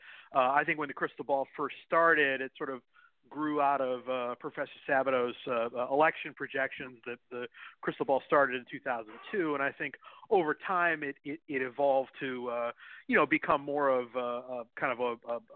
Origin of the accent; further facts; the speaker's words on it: Cleveland, Ohio, United States; my hometown team, the Cleveland Browns